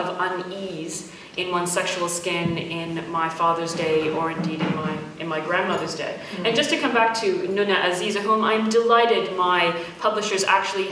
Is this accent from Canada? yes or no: yes; Canada; I was brought up in Canada and never really thought much about my Arab or Islamic heritage